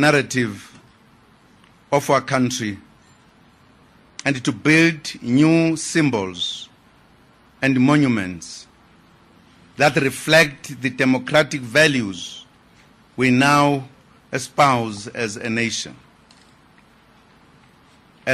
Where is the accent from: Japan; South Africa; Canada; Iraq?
South Africa; As South Africans, we are proud to be the children of Madiba